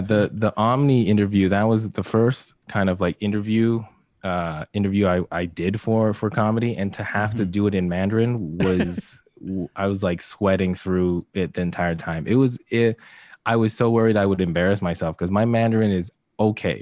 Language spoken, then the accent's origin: English; Vancouver, British Columbia, Canada; moved away as an adult; also born or lived in Hamilton, Ontario; now in Toronto, Canada; I was raised more so in Vancouver, um, Coquitlam, Tri lower mainland basically. And so that was like where I grew up, went to university.